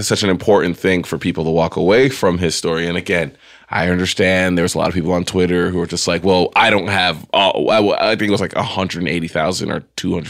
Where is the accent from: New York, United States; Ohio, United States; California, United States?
New York, United States; now in Texas, United States; I'm from New York